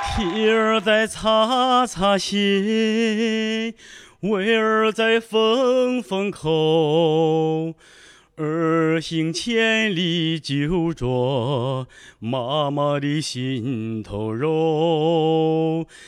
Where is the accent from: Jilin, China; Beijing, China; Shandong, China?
Shandong, China; Linyi; moved away; 我是山东临沂的